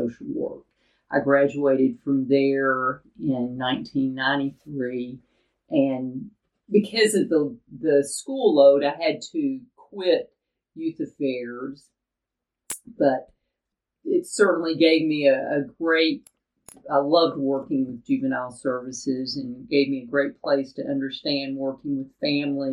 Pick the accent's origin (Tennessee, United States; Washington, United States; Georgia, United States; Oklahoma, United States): Tennessee, United States; Chattanooga; I grew up in Chattanooga, Tennessee